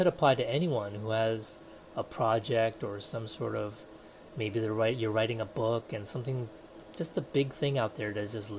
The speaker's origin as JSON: {"language": "English", "country": "United States", "also_born_or_lived": "Taiwan", "moved": "as an adult", "said": "We were known as the American family"}